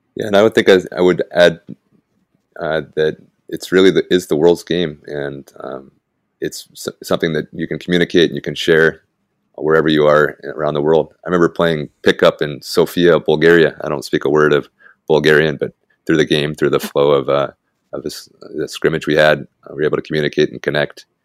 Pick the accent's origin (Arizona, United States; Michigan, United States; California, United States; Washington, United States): Washington, United States; Tulalip; moved away as an adult; now in Guadalajara, Mexico; I'm from Tulalip, Washington, north of Seattle originally